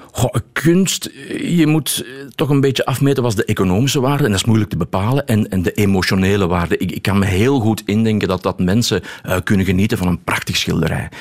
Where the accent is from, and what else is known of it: Belgium